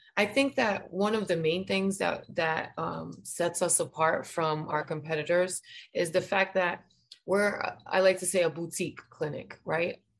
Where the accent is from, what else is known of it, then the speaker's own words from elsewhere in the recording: Providence, Rhode Island, United States; now in Florida, United States; I'm from Providence, Rhode Island